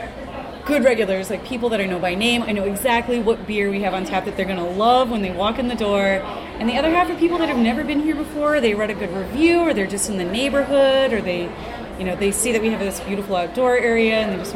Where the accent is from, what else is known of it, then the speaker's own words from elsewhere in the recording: Southern California, United States; moved away as an adult; also born or lived in San Francisco; now in New York, United States; I'm from Southern California